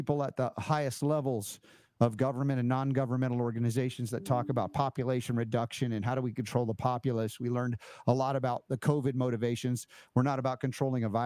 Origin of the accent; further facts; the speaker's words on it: United States; growing up in America